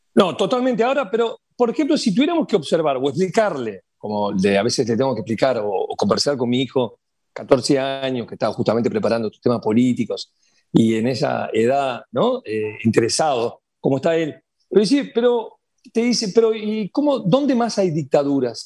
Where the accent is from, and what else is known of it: Uruguay